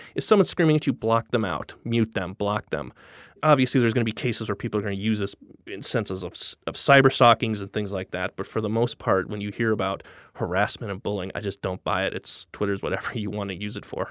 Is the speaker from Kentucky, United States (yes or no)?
no; Denver, Colorado, United States; moved away as an adult; also born or lived in Los Angeles / Williamsburg, Brooklyn; now in New York, United States; I'm from Midwest originally. I'm from Denver, and I basically spent every day from the time I was fifteen years old on trying to get out of it